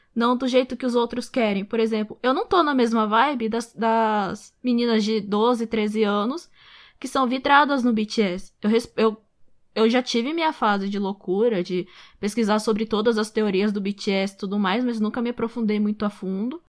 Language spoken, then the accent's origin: Portuguese; Brazil; Eu sou brasileira, só que todo mundo me chama de ja, de japa, de japonesa.